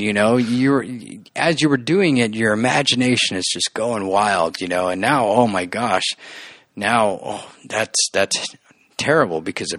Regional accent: La Habra, California, United States; also born or lived in West Covina / Pomona; I was born here, grew up in La Habra

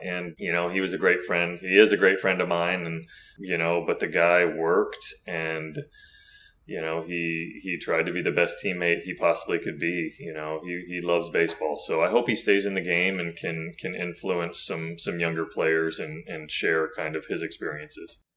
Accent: Florida, United States; I grew up in Florida

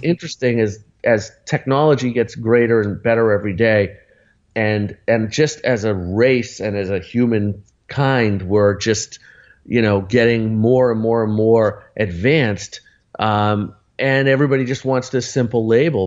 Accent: Arlington, Massachusetts, United States; Lexington Music Center, which was next to Arlington, where I grew up in Boston

